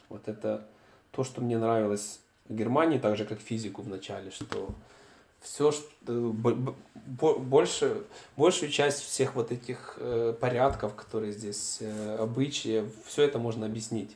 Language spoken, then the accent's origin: Russian; Kyiv, Ukraine; moved away as an adult; also born or lived in Münster, Germany; now in Munich, Germany; если я бы вернулся в Киев